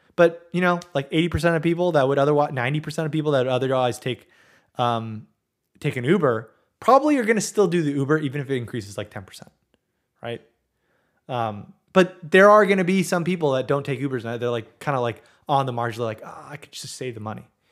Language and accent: English; Southern California, United States; I grew up in Southern California